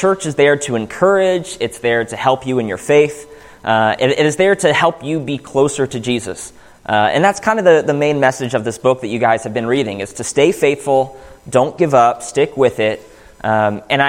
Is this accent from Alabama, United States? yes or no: no; Pittsburgh, Pennsylvania, United States; moved away; Growing up in Pittsburgh, the closest Church of Christ was 35, 40, 45 minutes away